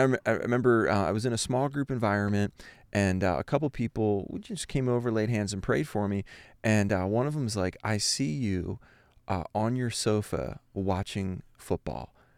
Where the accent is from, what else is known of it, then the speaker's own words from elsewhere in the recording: Philadelphia, Pennsylvania, United States; moved away as an adult; also born or lived in Ohio; I grew up in Philadelphia, an East Coast